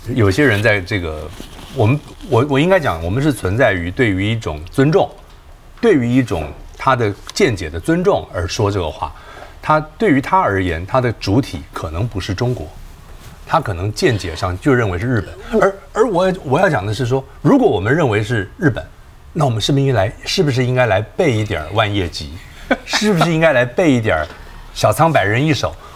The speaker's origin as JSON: {"language": "Chinese", "country": "Taiwan", "said": "我们在作为一个台湾人，在台湾生活"}